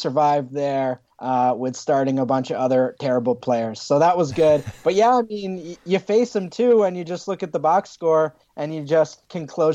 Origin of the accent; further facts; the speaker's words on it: Western Massachusetts, United States; I'm from Western Mass